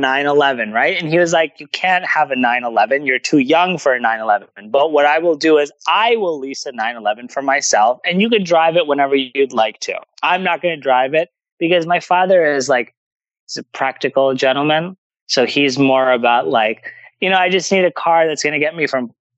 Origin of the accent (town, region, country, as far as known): New Jersey, United States; born or raised there